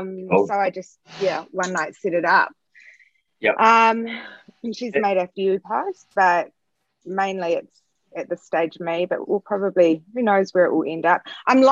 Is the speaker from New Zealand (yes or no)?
yes; New Zealand; And it really does relate back to a generation of growing up in New Zealand, I guess, at the end or during a time where there was still there was still that ideal New Zealand